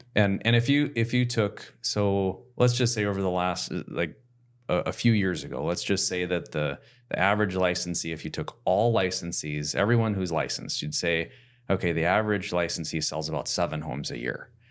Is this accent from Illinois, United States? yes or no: no; Plymouth, Minnesota, United States; I grew up in South Plymouth and our average lot size was a half acre.